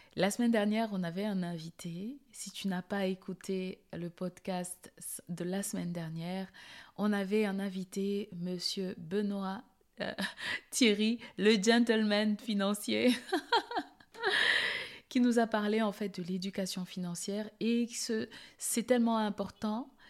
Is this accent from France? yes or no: no; Cameroon; Je suis née au Cameroun et pour ceux qui ne savent pas où est ce beau petit pays, c'est en Afrique centrale